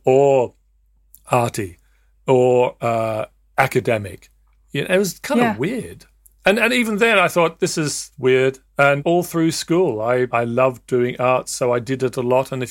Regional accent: Australia; I'd love to talk to you about being in the Scouts and growing up in Australia, where rather than just going off into a farm somewhere, you'd actually go into the bush

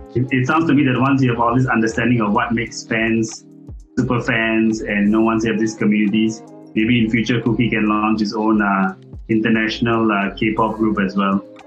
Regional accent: Singapore; growing up in Singapore, right? Um, in the 90s, when I was in school, everyone was crazy about J-pop

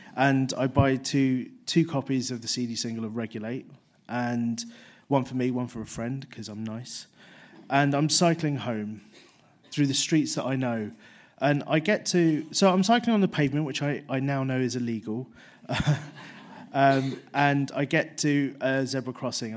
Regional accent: London, United Kingdom; I grew up in London

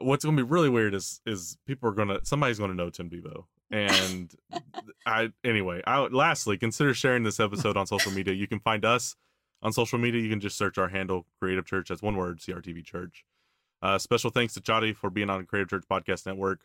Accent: Tennessee, United States; I grew up in Tennessee

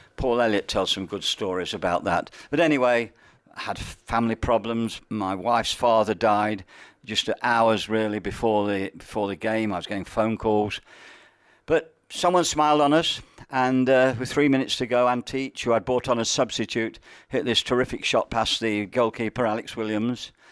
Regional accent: Nottingham, East Midlands, United Kingdom; I was a Nottinghamian, and I grew up in Nottingham, went to the grammar school there

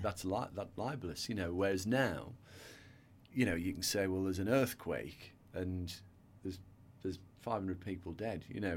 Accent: a little town in North Yorkshire, Yorkshire and the Humber, United Kingdom; accent: northern; You can probably tell by my accent, I grew up in the, the north of England.

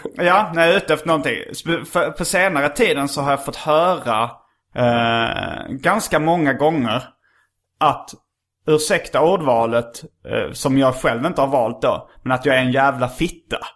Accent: Skåne, Sweden; accent: skånska; jag pratar skånska

